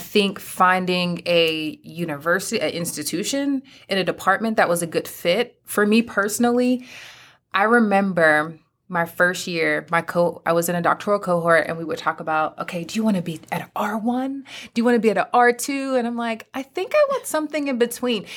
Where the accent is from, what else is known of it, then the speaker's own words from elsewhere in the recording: Pennsylvania, United States; moved away as an adult; now in North Carolina, United States; my home state, Pennsylvania